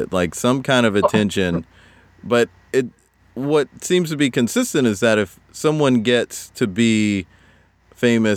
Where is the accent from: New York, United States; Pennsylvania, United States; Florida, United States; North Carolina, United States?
North Carolina, United States; Raleigh; moved away; That's where I grew up as a little kid